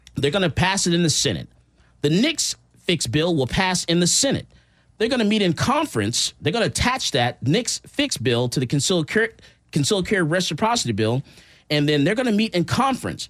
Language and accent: English; Missouri, United States; I'm from Missouri, the show me state